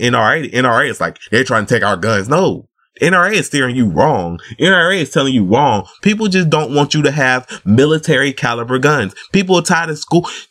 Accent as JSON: {"language": "English", "region": "the South", "country": "United States", "said": "I'm from the South"}